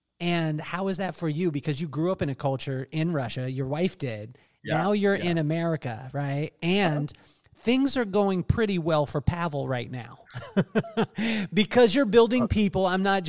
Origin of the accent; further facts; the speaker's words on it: England, United Kingdom; born there; also born or lived in Taiwan; We lived in yeah. England. I was born in England. We lived in Taiwan. We moved around the country.